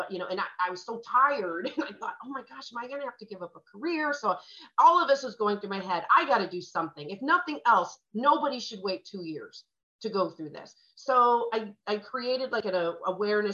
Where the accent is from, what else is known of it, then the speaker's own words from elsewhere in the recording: St. Louis, Missouri, United States; moved away as an adult; also born or lived in Los Angeles, California / Phoenix, Arizona; I'm from St. Louis